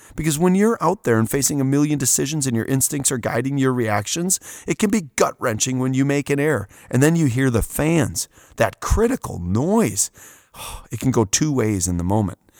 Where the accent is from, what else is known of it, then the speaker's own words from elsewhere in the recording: Wisconsin, United States; I'm coming from Wisconsin.